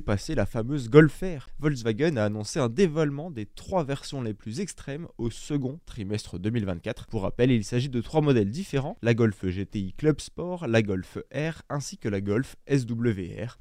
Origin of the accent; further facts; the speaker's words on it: France; chez nous en France